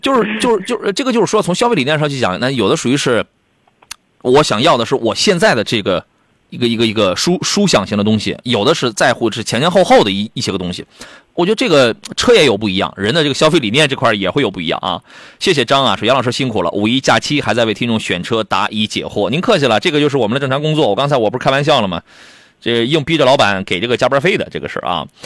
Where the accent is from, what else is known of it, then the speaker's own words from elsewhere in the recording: Qingdao, Shandong, China; 我老家青岛